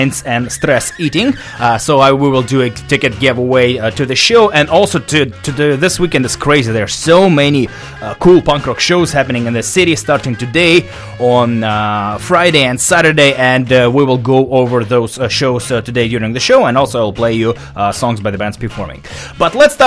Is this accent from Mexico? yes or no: no; Russia; now in Vancouver, Canada; I am from Russia